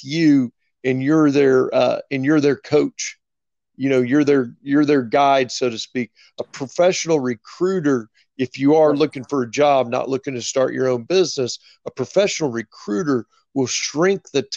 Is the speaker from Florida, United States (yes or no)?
no; right outside of Kansas City, Missouri, United States; moved away as an adult; now in Dallas, United States; I grew up right outside of Kansas City, Missouri